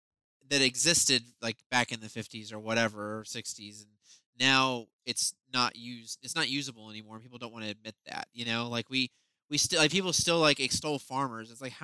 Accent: the South, United States; moved away; being a Southerner

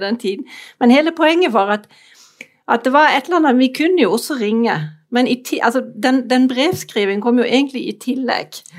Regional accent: Germany; Norwegian is a second language; moved away as an adult; now in Norway; er jeg opprinnelig tysk

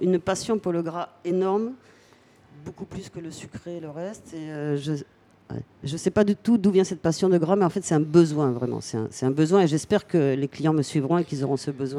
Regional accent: Brest, Brittany, France; also born or lived in Palamós; now in Gruissan, France; je suis de Brest

